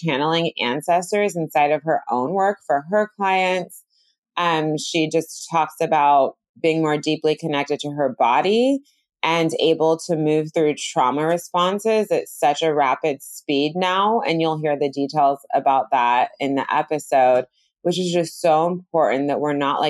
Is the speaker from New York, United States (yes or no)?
no; Bay Area, California, United States; I'm from the Bay Area